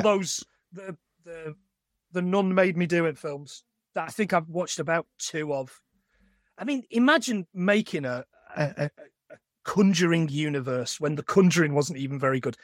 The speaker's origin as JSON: {"language": "English", "region": "East Midlands", "country": "United Kingdom", "moved": "yes", "lives_now": "Carlisle, United Kingdom", "said": "I'm from the East Midlands, I don't bang on about it a lot, but I am. I'm not from the North, and I'm not from the South"}